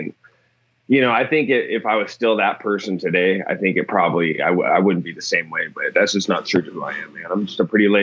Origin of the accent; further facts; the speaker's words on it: Newport, Washington, United States; I grew up in Newport, Washington, which is like way north of here, pretty close to Canada